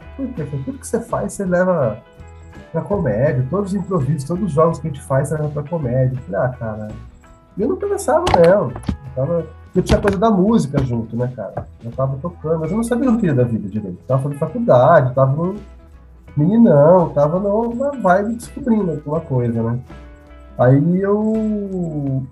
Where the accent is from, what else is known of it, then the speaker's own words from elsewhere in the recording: Cornélio Procópio, Paraná, Brazil; also born or lived in Curitiba; now in Londrina, Brazil; Eu, eu, eu sou nascido em Coelho Procópio